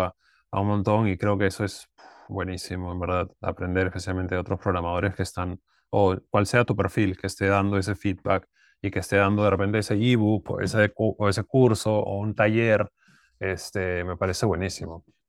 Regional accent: Lima, Peru; moved away; also born or lived in United States; Yo, soy de Lima

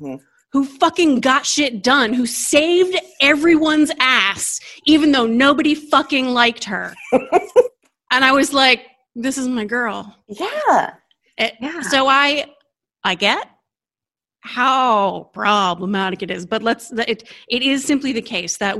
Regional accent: Delaware, United States; I was born and raised in Delaware

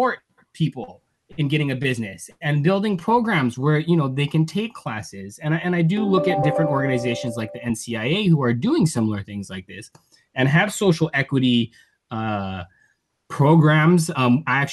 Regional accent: Native Hawaiian, United States; I'm Native Hawaiian

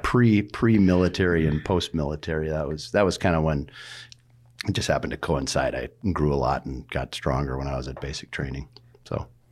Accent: North Dakota, United States; moved away; I grew up in North Dakota, so I'm a farmer kid

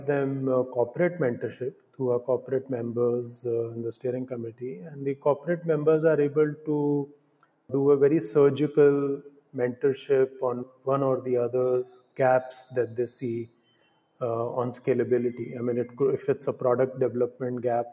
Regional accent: India; growing up in India and living in India

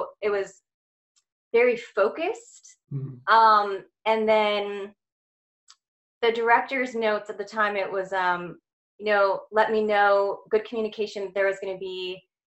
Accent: Santa Clarita, California, United States; moved away as an adult; also born or lived in Torrance, California; now in Atlanta, United States; I was born in Torrance, California, grew up in Santa Clarita

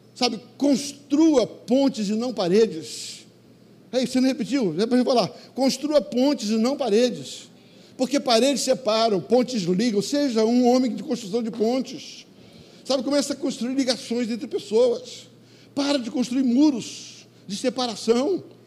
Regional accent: Rio de Janeiro, Brazil; Eu sou carioca do Vidigal

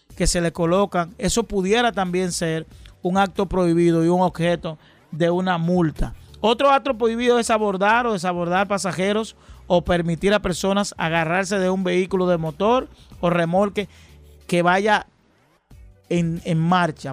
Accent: Dominican Republic; vida que hemos tenido los dominicanos

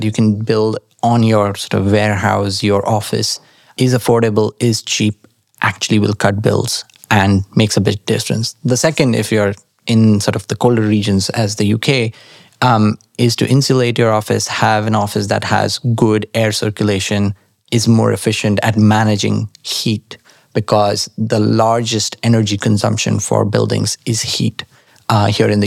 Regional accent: Nashik, Maharashtra, India; moved away as an adult; now in London, United Kingdom; When I grew up in India, in Nasik especially, the weather was fantastic.

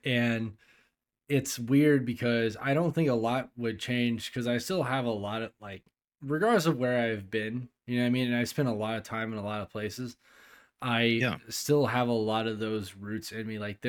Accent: California, United States; also born or lived in Tennessee / Texas; now in Germany; "Yeah, I'm originally from California. I lived in Tennessee for a long time. And then I was in Texas for a while. And then I went to Germany."

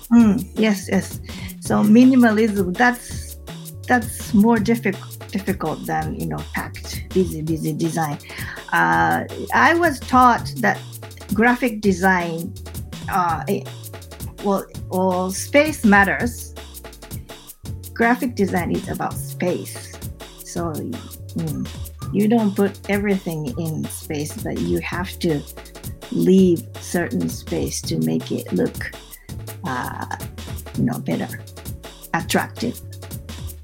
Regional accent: Mie, Japan; English is a second language; moved away as an adult; also born or lived in Tokyo; I moved back to my hometown in 2012

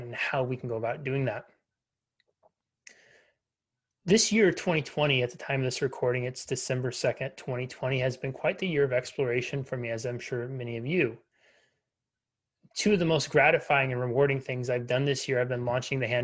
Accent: United States; Me growing up in the United States, blessed with, you know, having access to clean water

